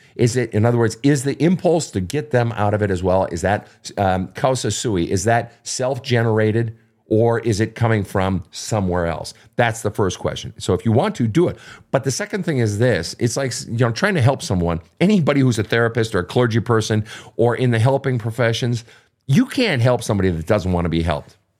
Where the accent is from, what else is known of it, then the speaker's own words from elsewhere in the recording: Minnesota, United States; I'm from Minnesota